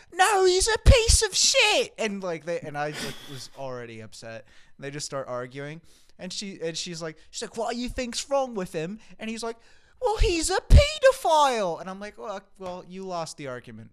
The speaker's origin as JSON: {"language": "English", "country": "United States"}